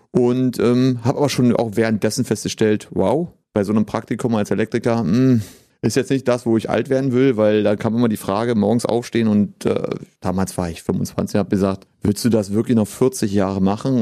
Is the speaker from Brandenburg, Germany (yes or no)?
yes; Potsdam, Brandenburg, Germany; gebürtiger Potsdamer, hatte früher auch mal vor, dann wegzugehen und habe mich aber trotzdem immer wieder für Potsdam entschieden